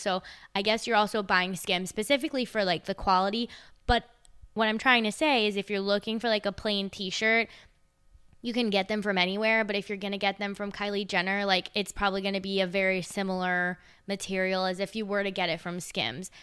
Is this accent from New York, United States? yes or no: yes; Long Island, New York, United States; I used to ride the Long Island Railroad all the time 'cause I'm from Long Island